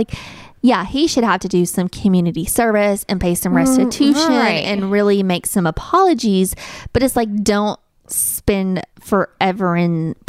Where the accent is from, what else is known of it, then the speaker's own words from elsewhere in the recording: little town in Tennessee, United States; And in my hometown, it's just a different life.